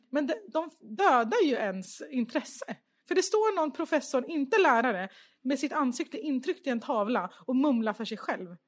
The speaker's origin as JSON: {"language": "Swedish", "town": "Stockholm", "region": "Stockholm County", "country": "Sweden", "tie": "born or raised there", "said": "SÖS föddes jag. Ja. Typ 200 meter från Götgatan där ja. jag är uppvuxen."}